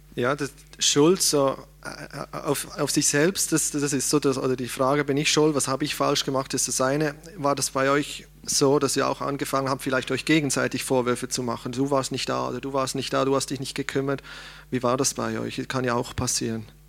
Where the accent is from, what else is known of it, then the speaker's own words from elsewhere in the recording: Switzerland; als Schweizer